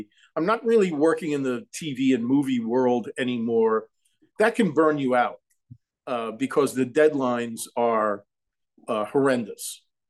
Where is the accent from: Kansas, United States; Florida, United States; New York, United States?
New York, United States; Long Island; I started playing clubs when I was 15 years old on Long Island, where I grew up in New York.